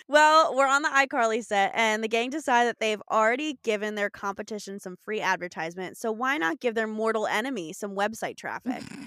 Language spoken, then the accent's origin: English; Long Island, New York, United States; moved away; when I was a kid, there was this farm, like, back on Long Island